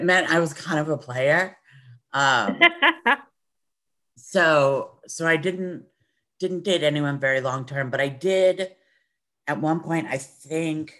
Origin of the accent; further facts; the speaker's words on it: New Jersey, United States; I grew up in Jersey